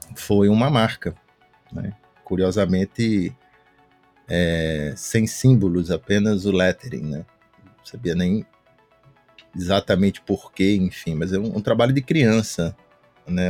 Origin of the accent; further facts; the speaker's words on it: Recife, Pernambuco, Brazil; also born or lived in São Paulo; now in Fortaleza, Brazil; Eu sou de Recife, hoje eu estou morando em Fortaleza